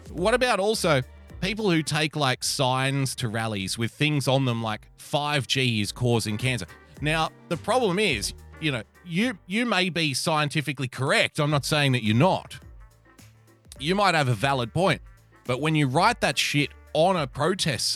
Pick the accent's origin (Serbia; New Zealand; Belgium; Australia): Australia; as an Australian